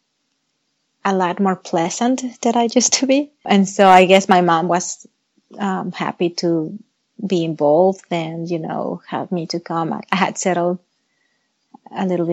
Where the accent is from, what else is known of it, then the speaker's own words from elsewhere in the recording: Mexico City, Mexico; English is a second language; moved away as an adult; also born or lived in South Carolina; now in United States; I was born in Mexico City, which is a very huge city